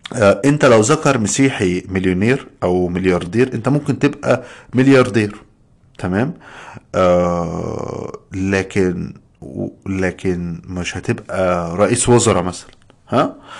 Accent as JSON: {"language": "Arabic", "country": "Egypt", "moved": "as an adult", "lives_now": "United States", "said": "عندنا في مصر"}